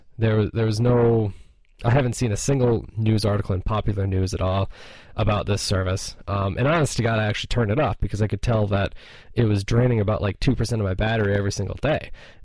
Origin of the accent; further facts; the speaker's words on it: Minnesota, United States; moved away; also born or lived in Colorado; Minnesota, my hometown